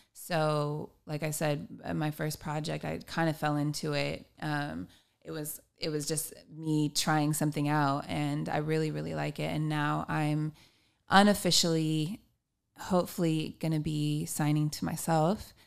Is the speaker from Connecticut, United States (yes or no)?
no; Long Beach, California, United States; I am a musician from Long Beach, California.